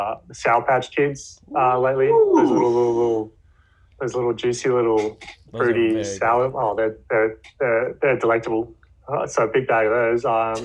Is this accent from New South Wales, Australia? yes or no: yes; Sydney, New South Wales, Australia; we're from Sydney, Australia.